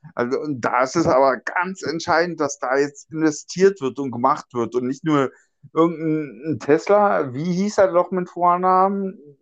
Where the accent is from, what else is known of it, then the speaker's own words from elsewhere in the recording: Germany; ich komme ja aus, aus Deutschland, Europa